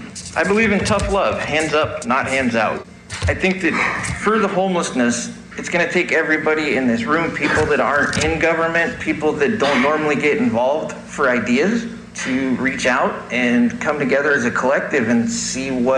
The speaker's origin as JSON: {"language": "English", "town": "Snohomish", "region": "Washington", "country": "United States", "tie": "born or raised there", "also_born_or_lived": "Kettle Falls, Washington", "moved": "yes", "lives_now": "Colville, United States", "said": "Where I grew up in Snohomish, it was small"}